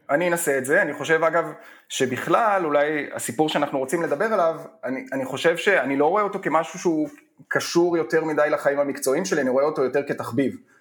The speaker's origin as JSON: {"language": "Hebrew", "town": "Hofit", "region": "Central District", "country": "Israel", "tie": "born or raised there", "said": "אני גדלתי בחופית שבעמק חפר"}